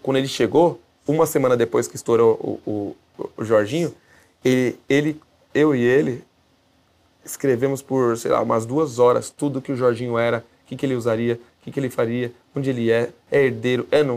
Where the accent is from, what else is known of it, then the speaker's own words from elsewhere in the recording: Brazil; a gente é brasileiro